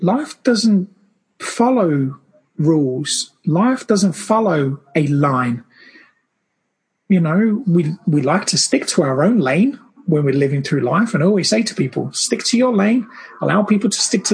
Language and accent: English; Brazil; I grew up in Brazil, and my family just kept multiplying